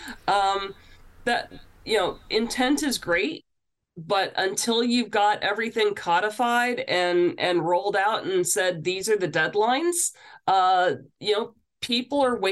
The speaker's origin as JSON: {"language": "English", "region": "New Brunswick", "country": "Canada", "tie": "born or raised there", "said": "I'm originally from New Brunswick. And so that was a big part of my upbringing."}